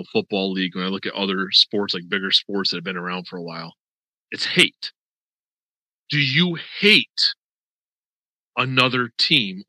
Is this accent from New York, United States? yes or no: yes; Western New York, United States; now in Florida, United States; I grew up in Western New York as a Miami Dolphins fan